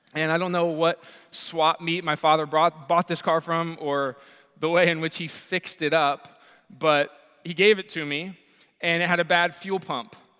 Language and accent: English; Columbus, Ohio, United States; I grew up here in Columbus, Ohio, and so I was born and raised here